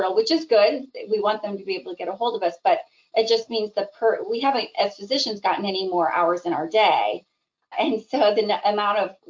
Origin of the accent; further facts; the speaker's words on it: Idaho, United States; moved away as an adult; also born or lived in Midwest / Seattle, Washington; now in Michigan, United States; I actually was originally born in the Midwest, ended up growing up in Idaho, though, because my dad was a nuclear engineer